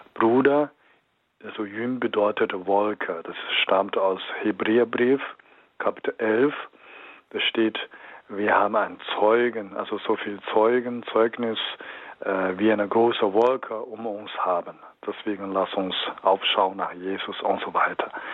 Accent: Henan, China; German is a second language; now in Germany; in meiner Heimat, ich spreche von einer Provinz, heißt Henan

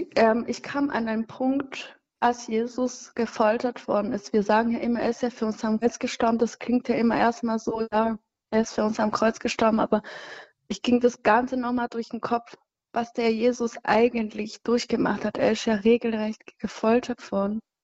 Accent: Cyangugu, Western Province, Rwanda; moved away; ich komme aus Changugu, das ist so ein bisschen weit weg, ähm, südwestlich.

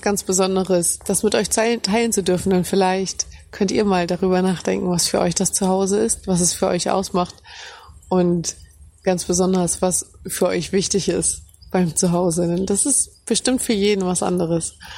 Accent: Hamburg, Germany; moved away as an adult; now in Cambodia; Ich fühle mich ganz, ganz besonders heim in Hamburg. Ich meine, da bin ich groß geworden, da habe ich meine Kindheit erlebt, meine Familie ist dort.

